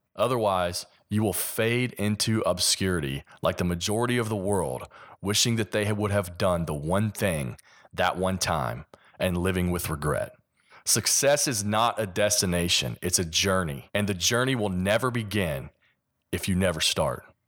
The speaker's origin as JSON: {"language": "English", "region": "Kentucky", "country": "United States", "accent": "Kentucky", "said": "my Kentucky accent"}